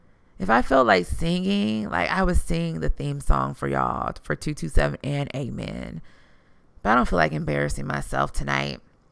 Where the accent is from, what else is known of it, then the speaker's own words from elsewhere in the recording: Houston, Texas, United States; I keep it real because I'm from the South Side. I plan to rep the South till the day that I die. That's so Houston.